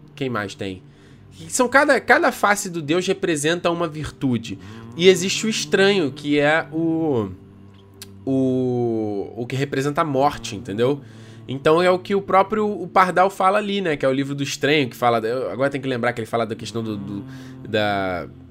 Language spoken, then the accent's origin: Portuguese; Rio de Janeiro, Brazil; accent: chiado (carioca); Eu sou carioca, cara, eu falo chiado.